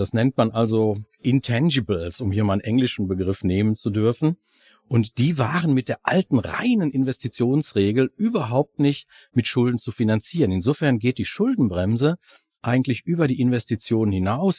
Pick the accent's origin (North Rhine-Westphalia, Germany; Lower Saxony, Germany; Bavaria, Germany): North Rhine-Westphalia, Germany; Ruhr area; bei uns im Ruhrgebiet